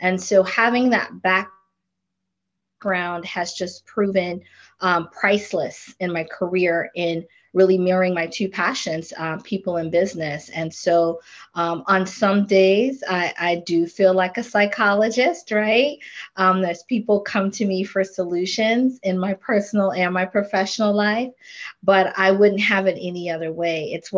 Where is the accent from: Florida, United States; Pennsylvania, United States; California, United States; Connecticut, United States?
Florida, United States; I was an island girl. I grew up in Florida. North Philly was not doing it for me.